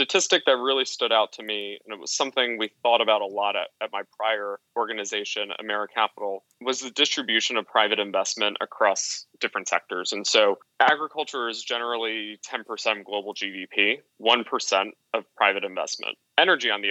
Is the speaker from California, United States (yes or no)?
no; Hudson Valley, New York, United States; I grew up in the Hudson Valley in New York State